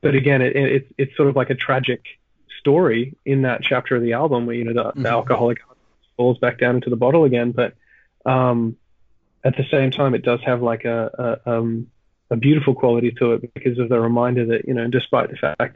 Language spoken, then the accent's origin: English; Australia; I'm from Australia